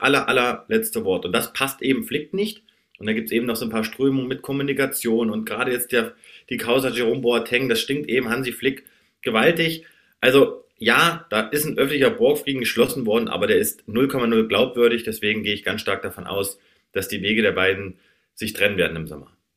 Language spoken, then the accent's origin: German; Kassel, Hesse, Germany; Ich komme gebürtig aus Kassel, also gar nicht so weit von euch entfernt